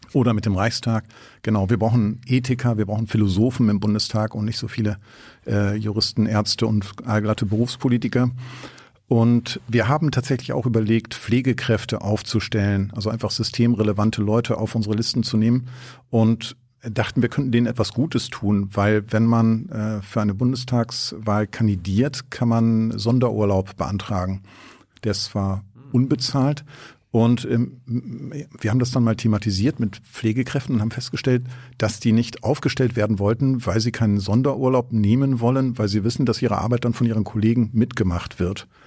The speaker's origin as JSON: {"language": "German", "country": "Germany", "said": "Als Deutscher"}